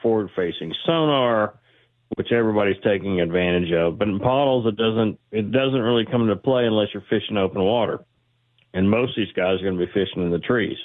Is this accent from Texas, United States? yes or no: yes; Texas, United States; also born or lived in Georgia / Seattle area; now in Seattle, United States; I grew up in Texas, lived in Georgia where these guys are fishing, moved to Seattle area in eighty-six, eighty-eight, and been bass fishing ever since